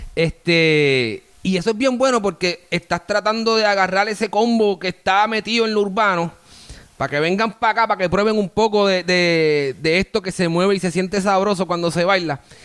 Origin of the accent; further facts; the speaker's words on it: Bayamón, Puerto Rico; now in Miami, United States; yo soy de Bayamón, yo soy de Bayamón, aunque tengo estas palmitas. Y activo, yo, vivo acá en la ciudad de Miami